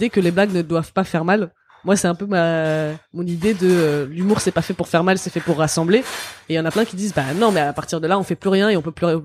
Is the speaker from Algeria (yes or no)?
yes; Kabylie, Algeria; Déjà, je suis kabyle, je suis pas arabe.